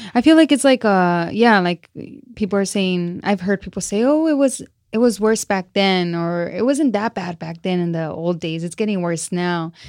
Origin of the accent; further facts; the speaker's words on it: Celaya, Guanajuato, Mexico; moved away; born in, in Celaya, Guanajuato. Yeah, and I come from a little ranchito.